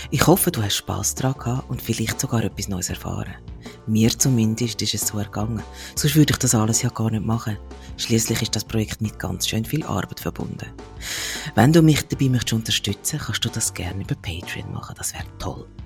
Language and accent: German; Graubünden, Switzerland; Und der Puls vom Bündner ist, und ich bin halt auch ein Bündnerin.